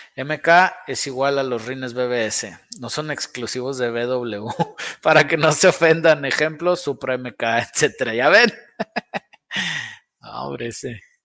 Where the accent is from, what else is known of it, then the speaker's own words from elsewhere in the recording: Saltillo, Coahuila, Mexico; De aquí de Saltillo, Alfa RTX, aquí está el taller